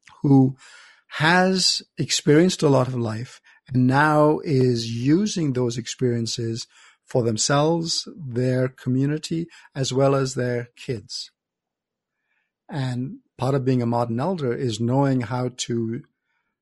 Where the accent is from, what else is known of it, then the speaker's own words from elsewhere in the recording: Canada; also born or lived in India; grew up in Canada